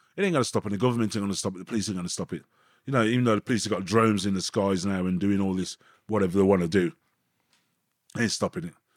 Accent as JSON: {"language": "English", "town": "Birmingham", "region": "West Midlands", "country": "United Kingdom", "tie": "born or raised there", "also_born_or_lived": "Burton upon Trent / Coventry", "moved": "as an adult", "said": "we moved to Anzaroth, Birmingham, when I was about four or five years old"}